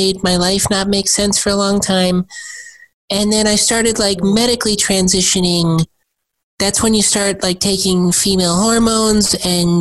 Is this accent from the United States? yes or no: yes; South Dakota, United States; moved away; I grew up in South Dakota. I'm born in 1986